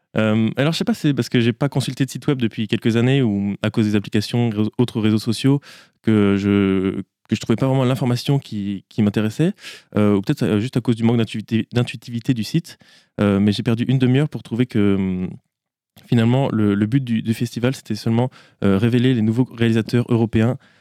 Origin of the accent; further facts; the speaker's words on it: Le Mans, Pays de la Loire, France; je suis pas angevin, euh, je viens du Mans